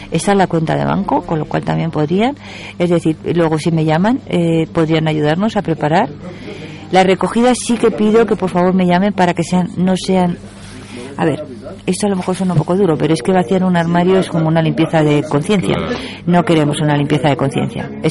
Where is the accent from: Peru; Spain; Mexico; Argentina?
Spain; Madrid, Community of Madrid; now in Galapagar, Spain; Bueno, vamos a ver. Eh, yo soy de Madrid, tengo